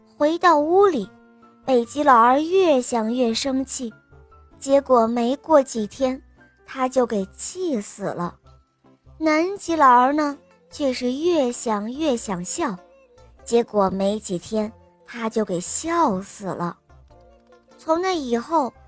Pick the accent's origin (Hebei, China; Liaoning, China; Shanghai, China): Shanghai, China; 今年七岁了，我来自上海，